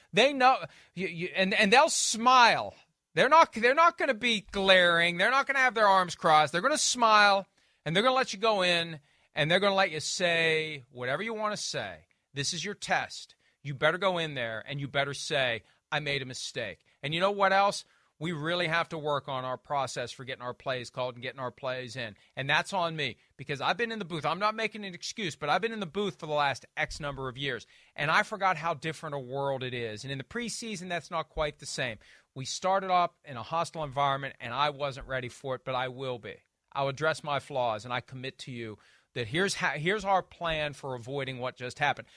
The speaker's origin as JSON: {"language": "English", "region": "West Virginia", "country": "United States", "tie": "born or raised there", "said": "here in my home state"}